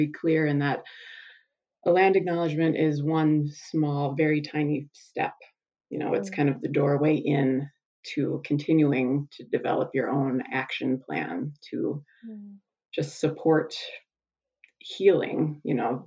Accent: South Dakota, United States; I grew up on the South Dakota prairie

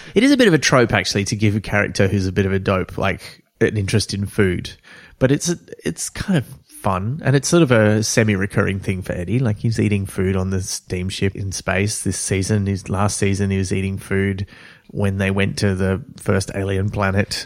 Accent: Australia; like me, being Australian

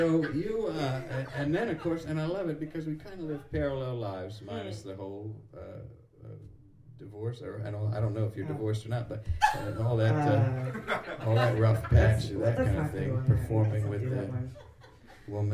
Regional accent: outside of Philadelphia, Pennsylvania, United States; I grew up outside of Philadelphia

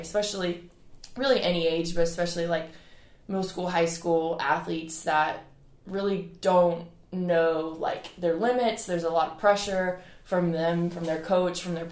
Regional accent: Edisto Island, South Carolina, United States; I grew up on Edison Island

